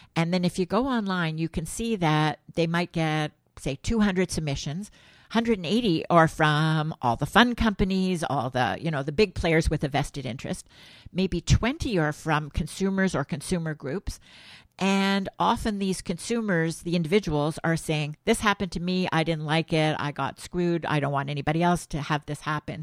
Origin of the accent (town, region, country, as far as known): Montreal, Quebec, Canada; born or raised there